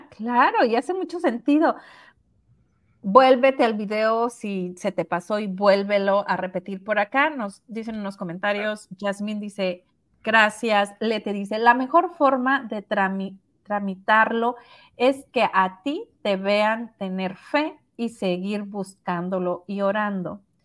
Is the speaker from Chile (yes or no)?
no; Sinaloa, Mexico; moved away; la ciudad de donde somos